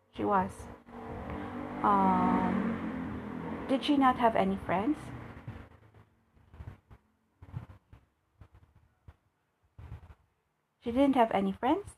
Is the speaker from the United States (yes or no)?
no; Malolos, Central Luzon, Philippines; I'm from Bulacan, Malolos, Bulacan